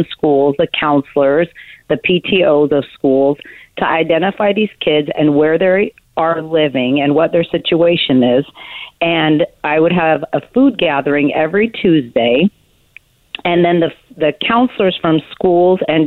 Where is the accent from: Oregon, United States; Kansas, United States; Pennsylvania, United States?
Oregon, United States; Portland; born or raised there